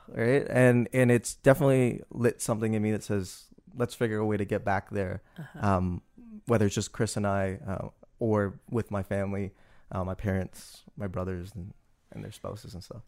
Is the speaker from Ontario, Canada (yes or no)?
yes; Toronto, Ontario, Canada; moved away as an adult; also born or lived in Malaysia; now in New Orleans, United States; being Canadian kid, really, um, with this Vietnamese background that I didn't really know too much about and that eventually I, I discovered growing up